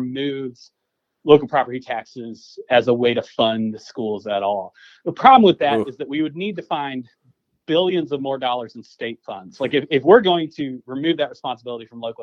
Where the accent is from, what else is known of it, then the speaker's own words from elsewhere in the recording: Clayton County, Georgia, United States; I grew up in Clayton County